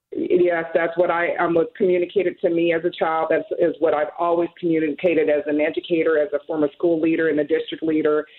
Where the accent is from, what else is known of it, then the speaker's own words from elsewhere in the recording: Seattle, Washington, United States; I grew up here in Seattle, and I've worked in Seattle public schools for the past 24 years